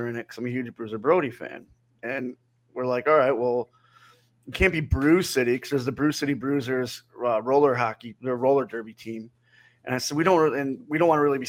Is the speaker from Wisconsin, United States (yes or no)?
yes; Wisconsin, United States; also born or lived in Missouri; I grew up in Wisconsin